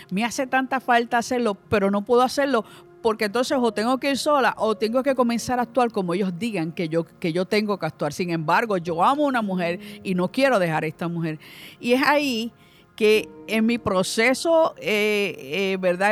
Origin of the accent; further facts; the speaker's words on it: Ponce, Puerto Rico; nací en Ponce, vengo de una familia numerosa